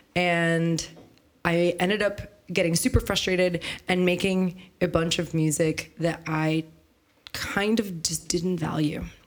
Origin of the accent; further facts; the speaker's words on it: San Francisco, California, United States; moved away as an adult; now in Berlin, Germany; I grew up in San Francisco